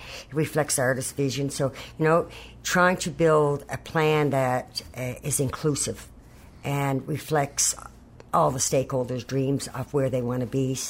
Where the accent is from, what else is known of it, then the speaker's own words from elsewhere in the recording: Rocky River, Newfoundland and Labrador, Canada; I'm from Rocky River